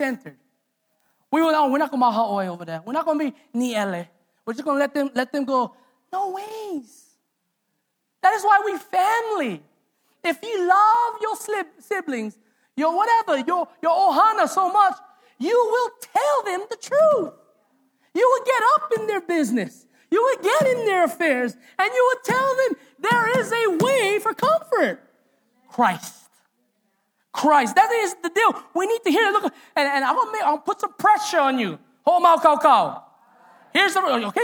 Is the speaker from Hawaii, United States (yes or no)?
yes; Hawaii, United States; as a Hawaiian